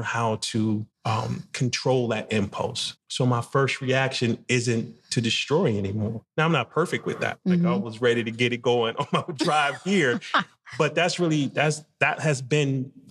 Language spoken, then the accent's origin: English; Jersey City, New Jersey, United States; also born or lived in Spartanburg, South Carolina; growing up in Jersey City and the part where I grew up